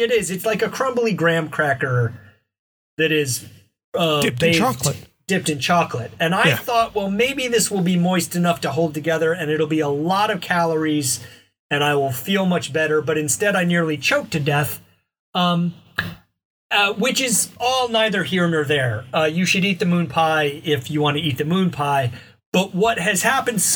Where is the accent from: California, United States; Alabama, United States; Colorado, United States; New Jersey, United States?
Alabama, United States; Mobile; I encountered moon pies growing up in Mobile, Alabama